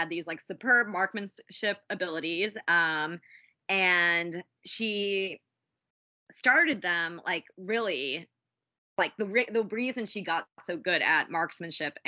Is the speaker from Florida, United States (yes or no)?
no; Arizona, United States; I grew up in Arizona in the West